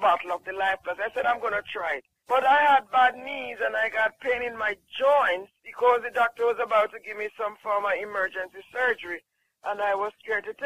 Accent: Jamaica; I'm from Jamaica

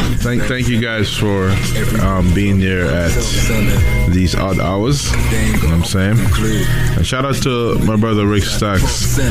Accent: Jamaica; I'm from Jamaica, right?

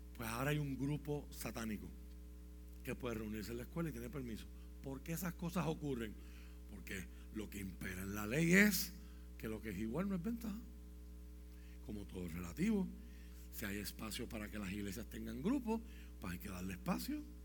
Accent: Puerto Rico; aquí tenemos un reto como puertorriqueño

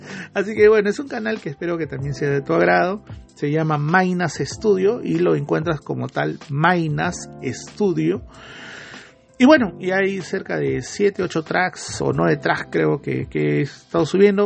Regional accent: Peru; uno como peruano

